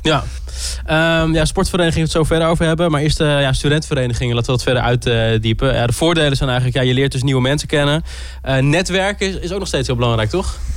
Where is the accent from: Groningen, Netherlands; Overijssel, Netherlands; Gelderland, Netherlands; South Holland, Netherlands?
Groningen, Netherlands; ik kom zelf uit Groningen, dus ik ken hier ook al mensen